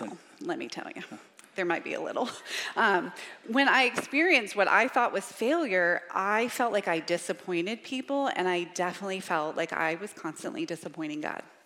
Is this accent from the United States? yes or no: yes; Richmond, Virginia, United States; I grew up in Richmond, Virginia, and I say y'all